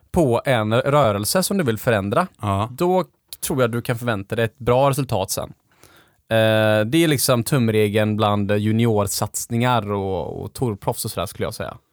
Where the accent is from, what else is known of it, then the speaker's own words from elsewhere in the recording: Gothenburg, Västra Götaland, Sweden; när jag växte upp på Delsjön